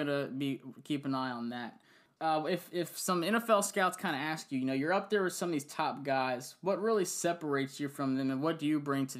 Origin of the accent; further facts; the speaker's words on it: Central Virginia, United States; I'm from Central Virginia.